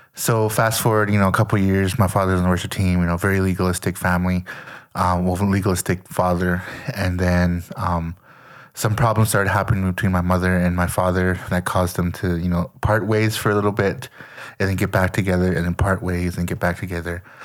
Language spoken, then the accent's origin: English; Lethbridge, Alberta, Canada; moved away as an adult; I grew up in Canada, um, Leth, Lethbridge, Alberta, to be exact